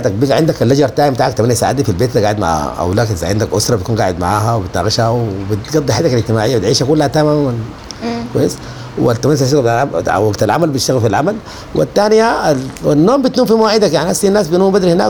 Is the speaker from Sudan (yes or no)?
yes; Sudan; now in Saudi Arabia; فبتكون فقدت اشياء كثيره جدا دي اوبورتيونيتي كوست دي تكلفه الفرصه البديله دي التكلفه بتاعت الفرصه البديله سافرت السعوديه بتفقد اشياء كثيره جدا تفقد الثوره اللي قامت دي